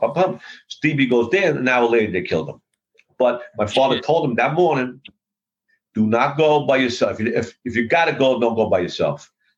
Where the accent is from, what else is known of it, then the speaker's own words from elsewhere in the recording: New York City, New York, United States; I was born in Red Hook, Brooklyn in the 50s. I come from Court Street. I lived there for many, many, many years. I was brought up down there.